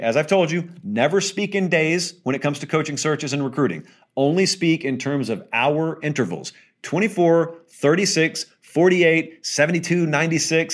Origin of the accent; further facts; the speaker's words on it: the South, United States; I'm from the South